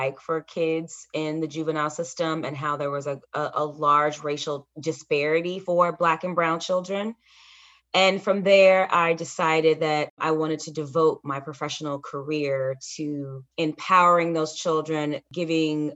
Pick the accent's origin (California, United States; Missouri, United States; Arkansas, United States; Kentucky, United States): Kentucky, United States; Louisville; moved away as an adult; also born or lived in Alabama / Washington, D.C.; I grew up in Louisville, Kentucky, born and raised there